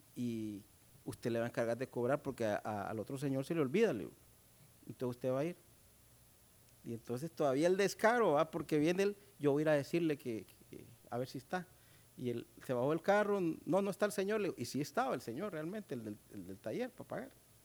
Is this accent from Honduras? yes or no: yes; Honduras